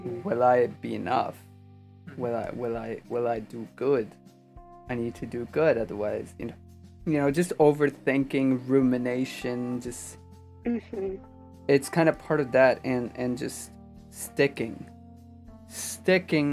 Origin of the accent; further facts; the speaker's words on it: Pakistan; also born or lived in Buffalo, New York; now in United States; when I was growing up in Pakistan, I didn't really feel like I had any like real friends